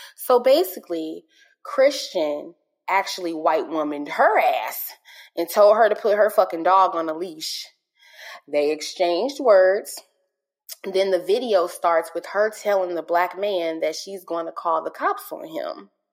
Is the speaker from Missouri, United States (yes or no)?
yes; St. Louis, Missouri, United States; moved away; I'm originally from St. Louis, um, and I lived in the area that um, all of this transpired